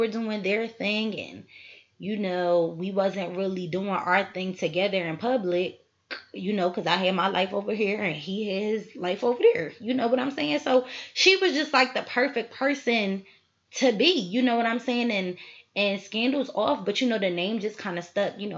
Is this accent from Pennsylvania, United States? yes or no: yes; Philadelphia, Pennsylvania, United States; born and raised in Philly. 215 till